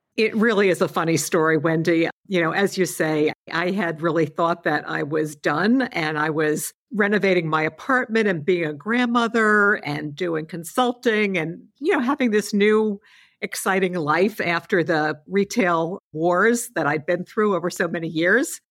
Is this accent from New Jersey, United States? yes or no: no; New York, United States; As a New Yorker